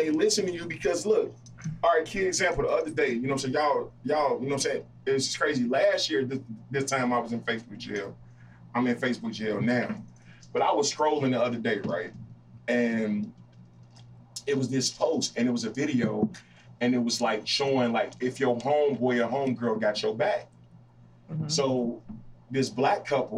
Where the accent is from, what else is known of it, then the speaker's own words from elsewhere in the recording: Danville, United States; now in Chicago, United States; I'm all the way up here in Chicago, and I'm away, and I'm from Danville